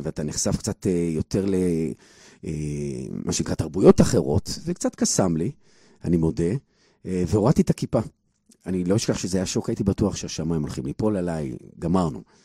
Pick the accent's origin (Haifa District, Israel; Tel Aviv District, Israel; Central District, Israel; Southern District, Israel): Tel Aviv District, Israel; Bnei Brak; וגדלתי בבני ברק